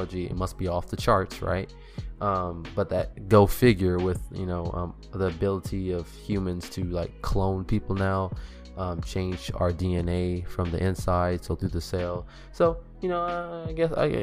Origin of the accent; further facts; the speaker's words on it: California, United States; I'm originally from California